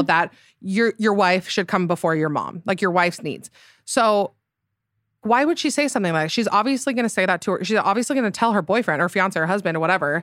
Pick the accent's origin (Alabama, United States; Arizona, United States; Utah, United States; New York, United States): Utah, United States; So, I am from Utah. I s, currently live there in Salt Lake City.